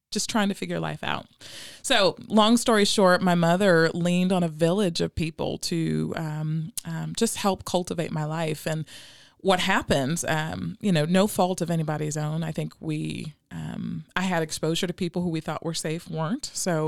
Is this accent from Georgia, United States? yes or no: no; Hope, Arkansas, United States; born there; So I was sharing earlier, I was born in Hope, Arkansas, so from the South